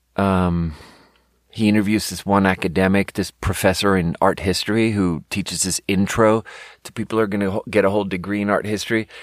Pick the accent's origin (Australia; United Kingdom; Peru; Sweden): Sweden; moved away as an adult; I'm fucking born and raised in Sweden. I lived there for my first nineteen years